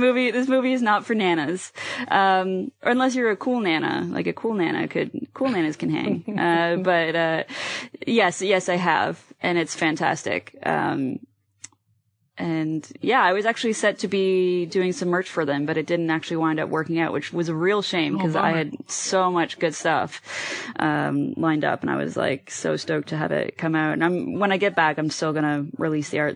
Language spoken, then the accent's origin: English; Halifax, Nova Scotia, Canada; moved away; Trailer Park Boys is in my hometown